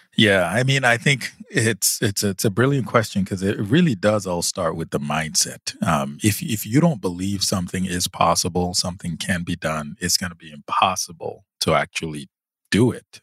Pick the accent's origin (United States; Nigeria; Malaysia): Nigeria; growing up in Nigeria